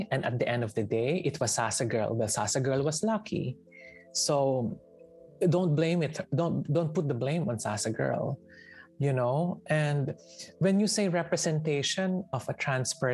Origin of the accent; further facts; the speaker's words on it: Manila, Metro Manila, Philippines; um, I am a Tagalog, I am from Manila, like, say, tapos I went to, like, say, Cotabato